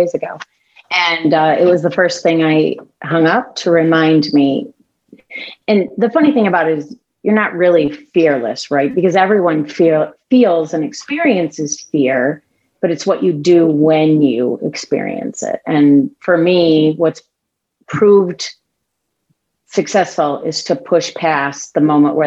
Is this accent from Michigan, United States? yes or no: yes; Detroit, Michigan, United States; the first decade of my life I spent living in Detroit